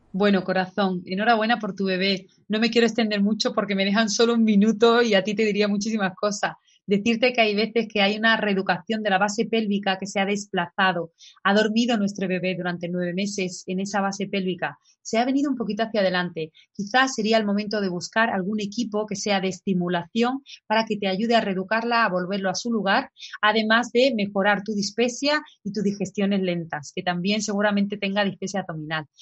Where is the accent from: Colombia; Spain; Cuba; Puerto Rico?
Spain; en mi país yo soy de España